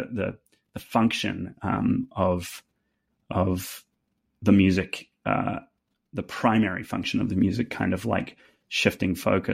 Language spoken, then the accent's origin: English; New Zealand; accent: New Zealand; now in Nashville, United States; With my New Zealand accent